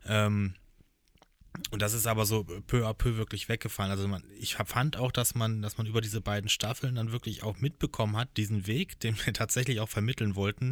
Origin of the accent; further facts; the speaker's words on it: Hochschwarzwald, Baden-Württemberg, Germany; ich bin ja praktisch im Hochschwarzwald groß geworden